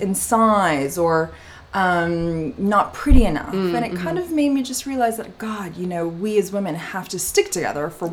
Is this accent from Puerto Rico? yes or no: no; Montreal, Quebec, Canada; now in London, United Kingdom; I did have the luck and destiny to grow up in the beautiful city of Montreal and in Canada